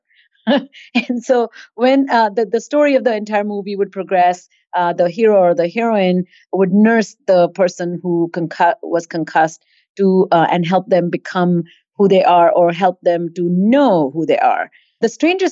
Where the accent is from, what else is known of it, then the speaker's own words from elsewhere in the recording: Mumbai, Maharashtra, India; also born or lived in Boston; now in Atlanta, United States; I grew up in India